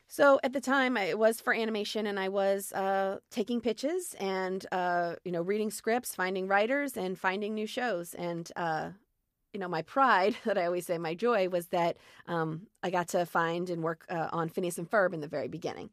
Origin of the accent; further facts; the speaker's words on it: Columbia, Maryland, United States; moved away as an adult; also born or lived in Syracuse, New York; now in Los Angeles, United States; grew up there in a town called Columbia, Maryland, which is halfway between Baltimore and D.C.